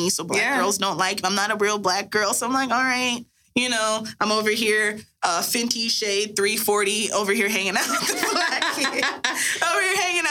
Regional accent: Texas, United States; growing up in Texas, Black girl

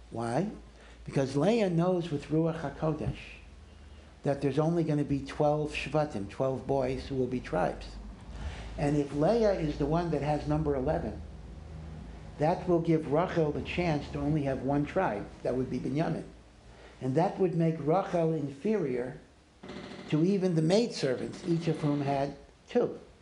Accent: Maryland, United States; I'm from Maryland

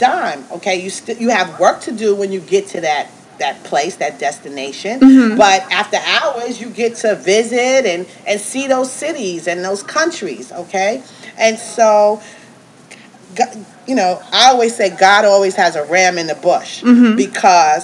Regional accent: New York, United States; I'm from New York

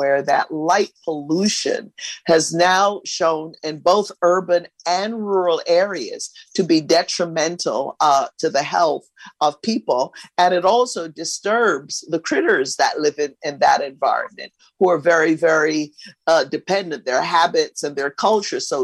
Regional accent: Barbados; moved away; also born or lived in East Los Angeles; I grew up in Barbados in a small village.

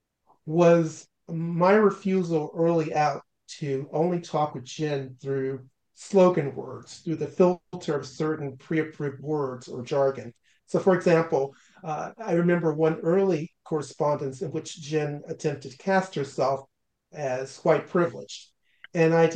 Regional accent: the South, United States; I had known and had been trained growing up in the South

